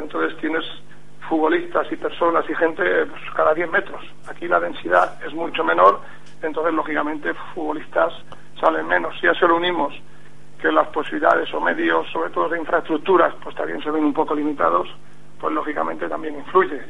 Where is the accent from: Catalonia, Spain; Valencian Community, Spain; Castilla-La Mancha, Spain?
Castilla-La Mancha, Spain; also born or lived in Madrid; yo no soy de Extremadura, indudablemente, soy de Castilla-La Mancha